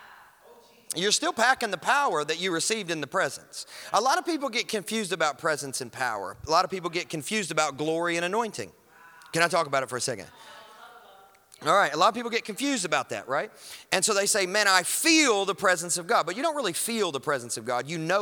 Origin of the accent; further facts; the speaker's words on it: Kentucky, United States; I'm from Kentucky